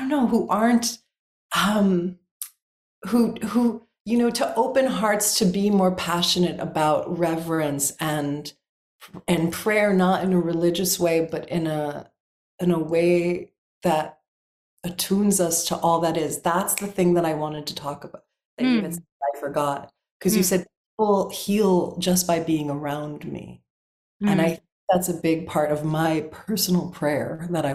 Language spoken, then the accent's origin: English; South Florida, United States; I'm also from South Florida, I've got a little hood like edge